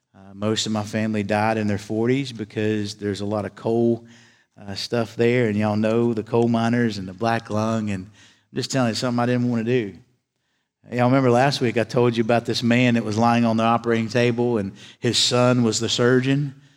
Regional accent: Galax, Virginia, United States; moved away as an adult; I was raised in a little town in, in Galax, Virginia

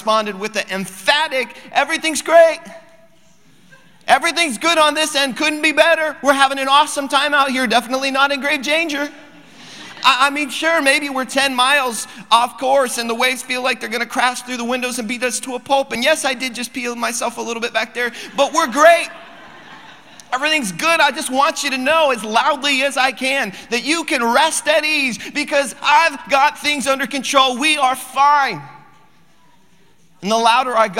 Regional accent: Cordova, Alaska, United States; we decided to head back to Cordova, which is my hometown

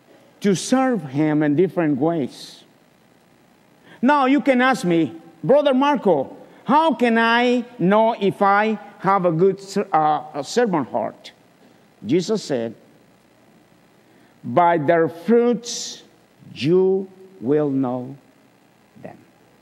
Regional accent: Guatemala; moved away as an adult; now in Chattanooga, United States; In 2002, March the 19th, my family and I came from Guatemala. But a year before, in 2001, we were invited to come to Chattanooga to get to know the city.

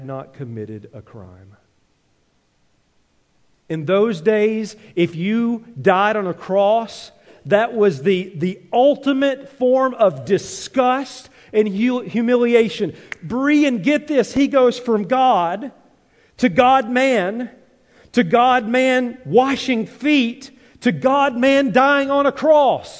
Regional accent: Tennessee, United States; now in Minnesota, United States; growing up in Tennessee to now living in Minnesota

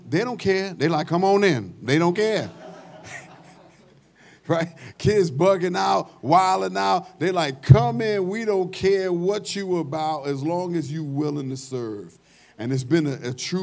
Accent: New York City, New York, United States; moved away; I'm from New York

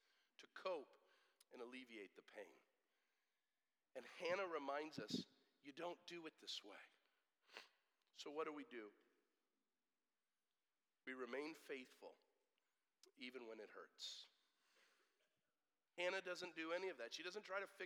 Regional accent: United States; we hate suffering as American Christians

